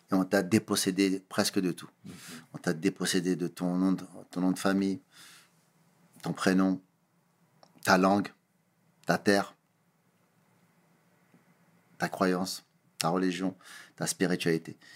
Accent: Cape Verde; Étant donné que je suis originaire du Cap Vert, mes parents sont du Cap Vert.

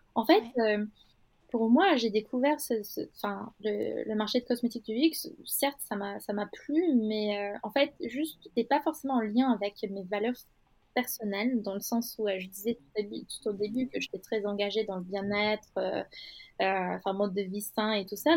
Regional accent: Istanbul, Turkey; French is a second language; moved away as an adult; now in Paris, France; j'ai fait une grande partie de mon parcours, euh, à Istanbul. Donc, euh, je suis née à Istanbul.

